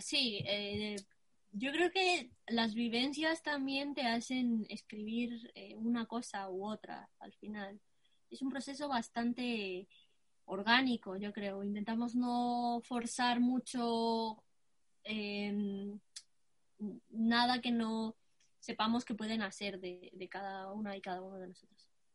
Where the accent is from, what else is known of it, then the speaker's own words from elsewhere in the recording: Brazil; now in Spain; tengo 16 años y soy de Brasil.